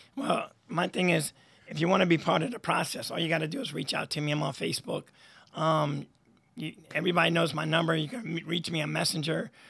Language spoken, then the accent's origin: English; Troy, New York, United States; born or raised there